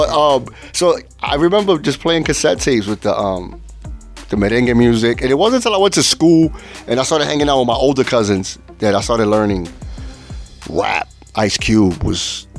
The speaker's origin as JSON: {"language": "English", "town": "New York City", "region": "New York", "country": "United States", "tie": "born or raised there", "first_language": "Spanish", "second_language": "English", "said": "Born here in the Bronx. Well, in the Bronx."}